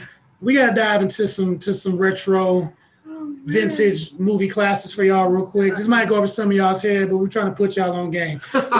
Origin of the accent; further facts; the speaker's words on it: Houston, Texas, United States; moved away; A country kid growing up in Houston, Texas.